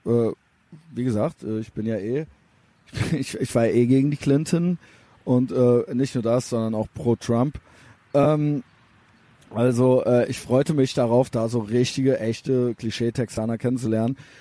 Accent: Cologne, North Rhine-Westphalia, Germany; ich bin aus Deutschland

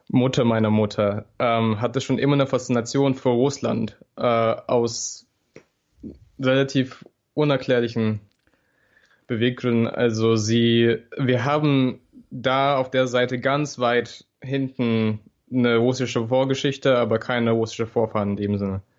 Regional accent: Berlin, Germany; born there; Also ich bin tatsächlich einer der wenigen gebürtigen Berliner, der in dieser Stadt wohnt.

